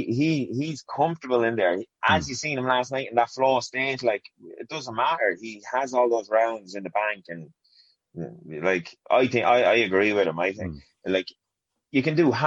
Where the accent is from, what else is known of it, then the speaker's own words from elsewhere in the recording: Portarlington, Laois, Ireland; So I'm from County Leash, Portarlington, County Leash. I grew up in a small council estate here in Ports.